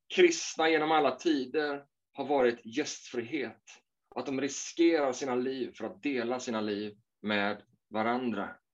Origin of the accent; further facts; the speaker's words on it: Småland, Sweden; när jag växte upp i Småland